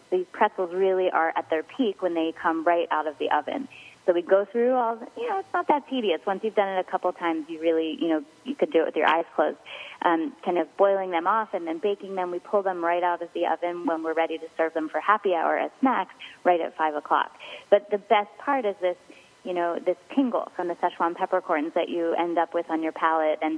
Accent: Philadelphia, Pennsylvania, United States; Um, yeah, well, obviously we're from Philadelphia, and we all grew up thinking soft pretzels were like the very best thing in the world.

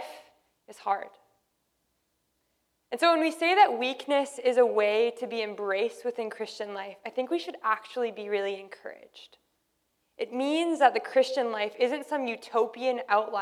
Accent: Canada; we're Canadian

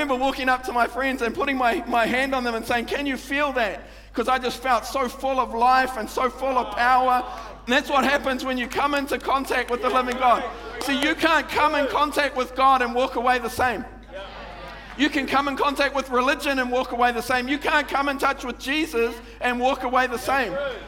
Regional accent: Manurewa, Auckland, New Zealand; I grew up in Manurewa

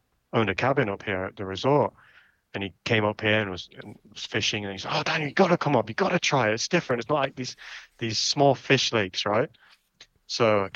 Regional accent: Rainworth, East Midlands, United Kingdom; now in Canada; growing up in England

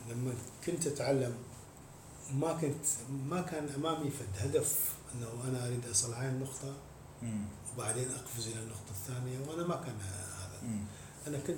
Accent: Mosul, Nineveh, Iraq; من الموصل

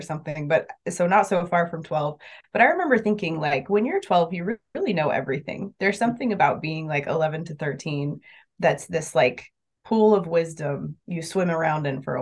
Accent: Spokane, Washington, United States; I grew up in Spokane in Washington State

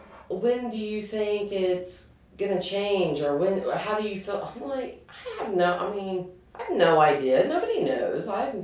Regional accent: Anderson, Indiana, United States; We grew up in Anderson, went to Pendleton.

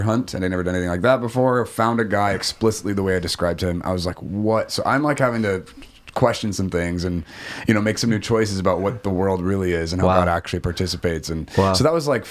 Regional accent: Guam; moved away; also born or lived in Oregon / Japan; I'm from Guam originally, so I popped there for like 10 days on my way back to Oregon

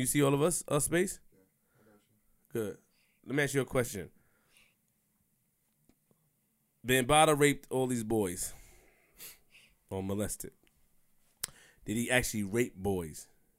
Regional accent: Queens, New York, United States; I'm from Queens for real, nigga.

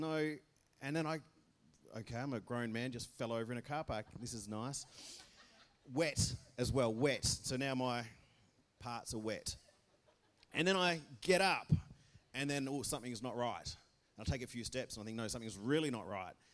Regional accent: Belmont, Australia; I'm from Belmont.

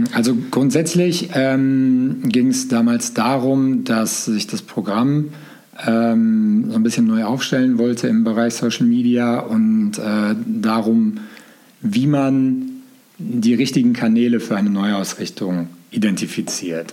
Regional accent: Gelsenkirchen, North Rhine-Westphalia, Germany; Aus Gelsenkirchen komme ich tatsächlich

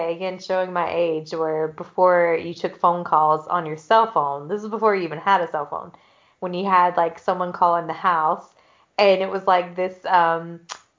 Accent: the Bible Belt, United States; growing up in the Bible Belt

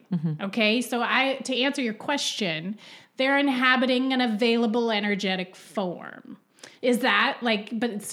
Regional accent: Ottawa, Ontario, Canada; We're both Canadian and I was born in Ottawa.

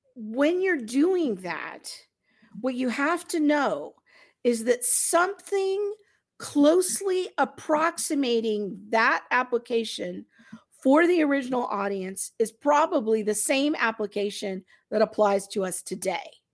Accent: United States; us as American Christians in the twenty-first century

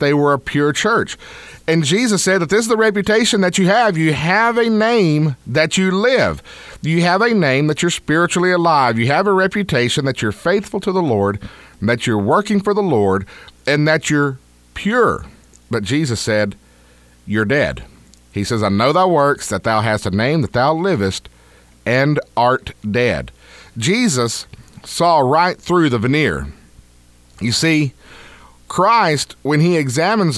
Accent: Deep East Texas, United States; I grew up in the Deep South, Deep East Texas.

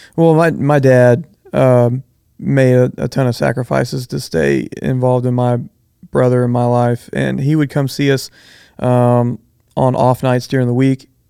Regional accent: Bridge City, Texas, United States; I grew up in Bridge City

